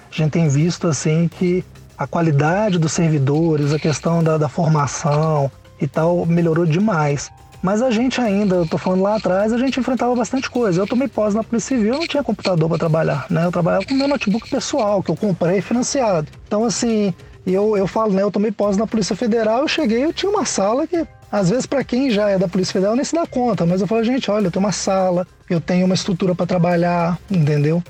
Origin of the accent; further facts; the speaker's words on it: Minas Gerais, Brazil; moved away; also born or lived in Goiás / Mato Grosso; voltei pra casa, voltei pra Minas, né, tava no Goiás, voltei pra Minas